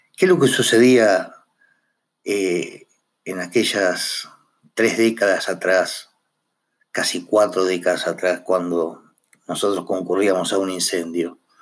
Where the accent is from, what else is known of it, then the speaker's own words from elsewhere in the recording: Argentina; somos conscientes que somos argentinos